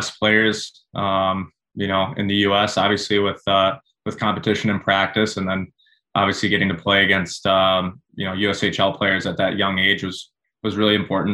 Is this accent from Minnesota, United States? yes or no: yes; Minnesota, United States; growing up in Minnesota